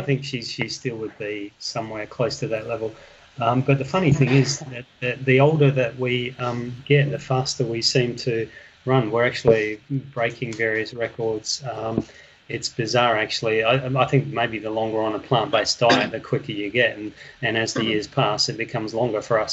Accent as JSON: {"language": "English", "town": "Perth", "region": "Western Australia", "country": "Australia", "said": "I am originally from Perth. Uh, West Australia"}